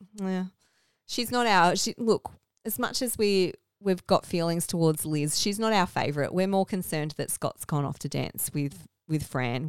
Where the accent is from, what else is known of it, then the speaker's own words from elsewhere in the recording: Melbourne, Victoria, Australia; accent: Australian; we're from the Melbourne suburbs